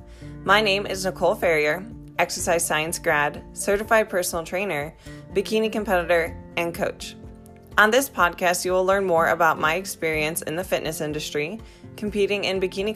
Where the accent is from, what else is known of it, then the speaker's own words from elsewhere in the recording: Midwest, United States; moved away; we're both from the Midwest